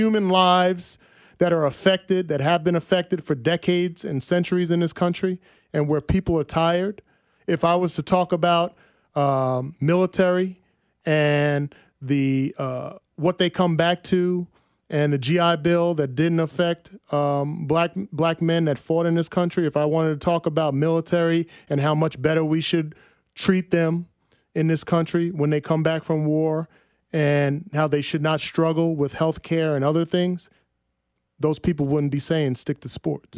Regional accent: New Jersey, United States; I'm from Jersey, five minutes from New York City.

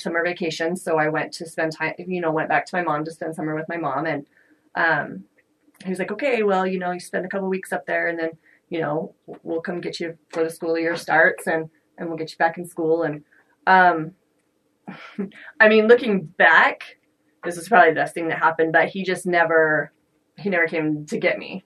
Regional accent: Layton, Utah, United States; also born or lived in Morgan, Utah; I was coming from Layton

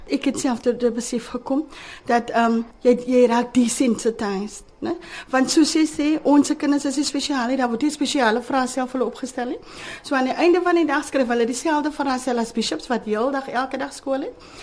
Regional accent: Cape Town, Western Cape, South Africa; ek het hier groot geword in Manneweg

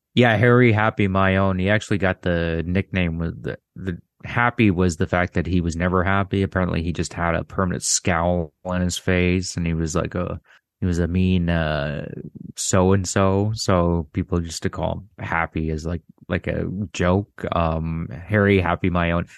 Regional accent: Canada; I'm Canadian

